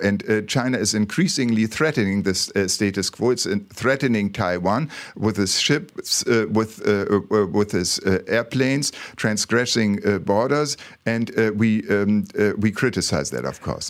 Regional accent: Bremen, Germany; English is a second language; moved away as an adult; now in Malaysia; I come from Bremen

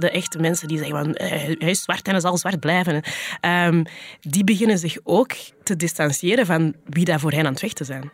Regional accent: Flanders, Belgium

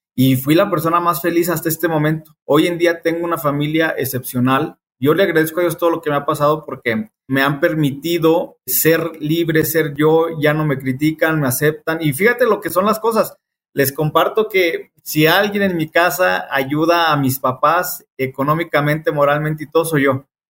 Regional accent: Saltillo, Coahuila, Mexico; moved away as an adult; now in Aguascalientes, Mexico; soy originario de Satillo, Coahuila. Tengo radicando en Aguascalientes alrededor de 10 años

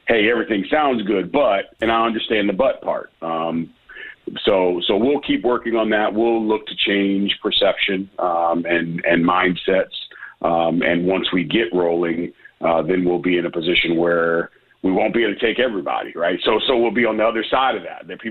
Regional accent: Midwest, United States; now in Memphis, United States; I'm from the Midwest originally.

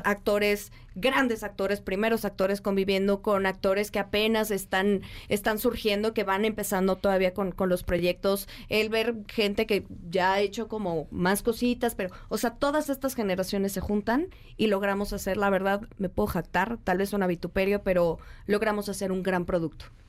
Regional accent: Mexico; nosotros como mexicanos

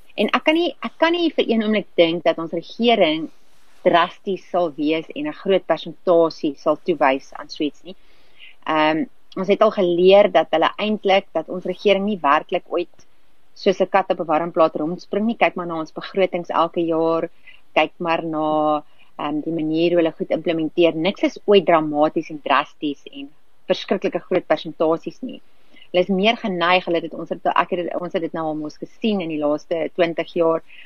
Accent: South Africa; ons as Suid-Afrikaners

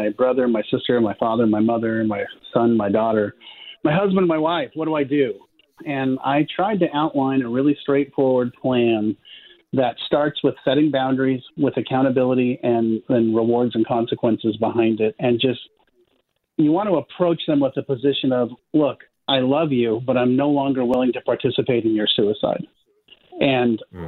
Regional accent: Palo Alto, California, United States; I grew up in Palo Alto, California

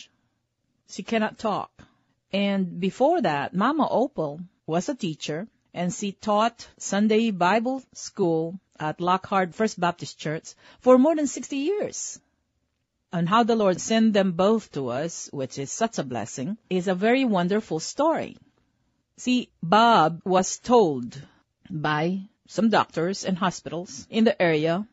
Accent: Philippines; moved away; I was born in the Philippines

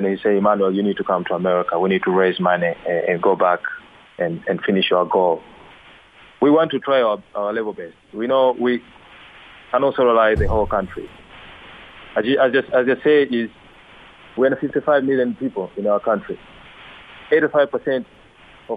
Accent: Lushoto, Tanga Region, Tanzania; now in Dar es Salaam, Tanzania; I'm from Lushoto, Tanga, but currently I live in Dar es Salaam, the capital city of Tanzania.

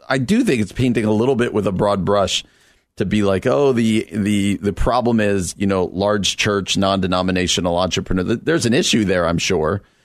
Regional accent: New Jersey, United States; New Jersey, my home state

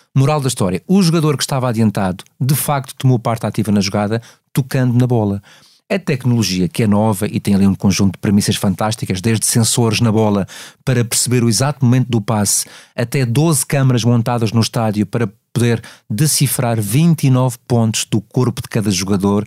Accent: Madeira, Portugal; moved away; esta viagem à Madeira, curiosamente a minha terra natal que eu adoro

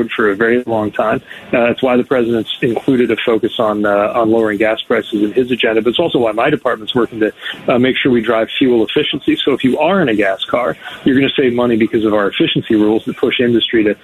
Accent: the industrial Midwest, United States; when I was mayor in the industrial Midwest, my hometown

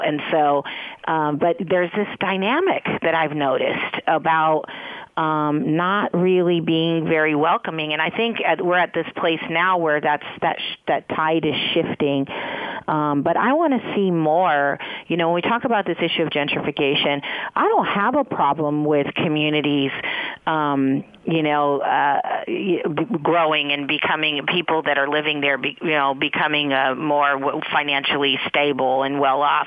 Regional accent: San Francisco, California, United States; also born or lived in East Coast; my own experience having been raised in San Francisco

